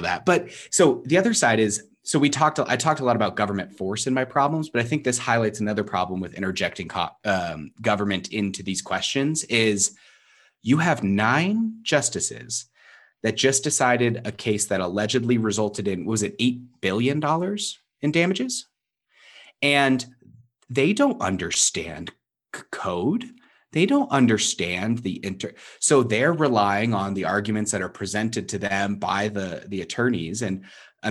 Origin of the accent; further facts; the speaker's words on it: Canada; I'm so Canadian. I am so Canadian